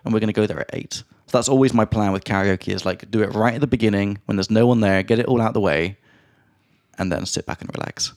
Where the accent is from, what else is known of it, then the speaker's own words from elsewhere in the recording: England, United Kingdom; moved away; from England